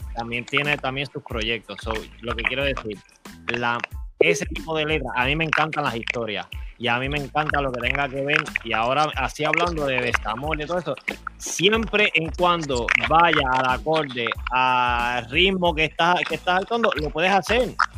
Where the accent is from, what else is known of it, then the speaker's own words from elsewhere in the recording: Puerto Rico; moved away as an adult; now in United States; Somos de Puerto Rico y ahora mismo estamos en los Estados Unidos